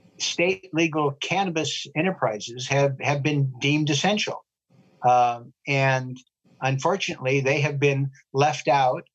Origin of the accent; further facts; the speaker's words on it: Portland, Oregon, United States; also born or lived in Washington, D.C.; my hometown